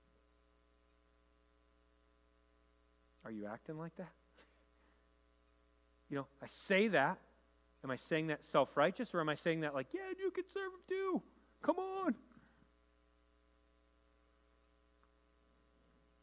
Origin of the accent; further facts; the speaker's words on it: Rochester, New York, United States; I grew up in Rochester